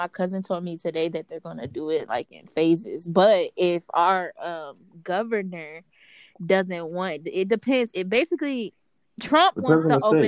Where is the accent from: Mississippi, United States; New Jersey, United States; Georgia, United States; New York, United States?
Georgia, United States; accent: ATL; I'm from Georgia